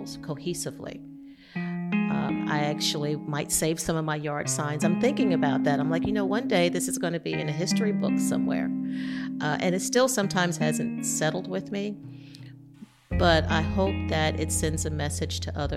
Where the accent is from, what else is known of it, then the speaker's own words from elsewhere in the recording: New York, United States; moved away as an adult; now in Beaufort, United States; Being a New Yorker